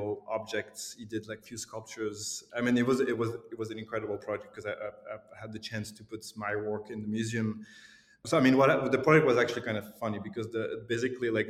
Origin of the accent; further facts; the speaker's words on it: Lausanne, Vaud, Switzerland; moved away as an adult; also born or lived in Glasgow; my hometown, Lausanne